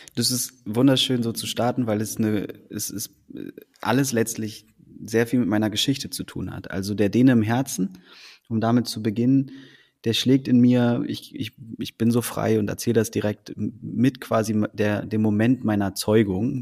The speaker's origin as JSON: {"language": "German", "region": "Berlin", "country": "Germany", "tie": "born or raised there", "also_born_or_lived": "Copenhagen, Denmark", "said": "in Deutschland, in Berlin groß geworden zu sein"}